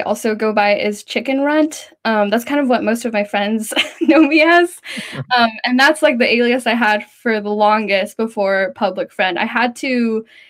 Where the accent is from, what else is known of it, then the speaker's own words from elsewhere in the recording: Central Valley, California, United States; I grew up in the Central Valley of California.